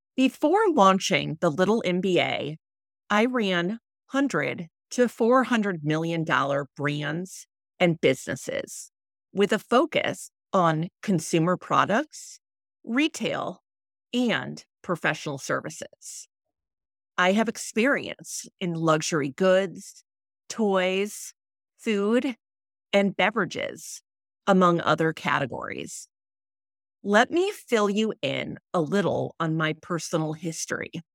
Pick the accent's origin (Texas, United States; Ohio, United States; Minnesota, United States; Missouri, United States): Missouri, United States; St. Louis; moved away as an adult; also born or lived in Philadelphia; we returned to my hometown of Saint Louis.